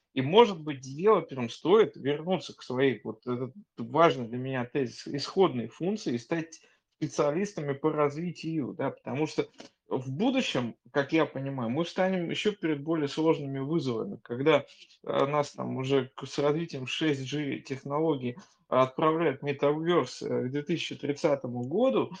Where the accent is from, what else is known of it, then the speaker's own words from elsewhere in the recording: Saint Petersburg, Russia; как петербуржец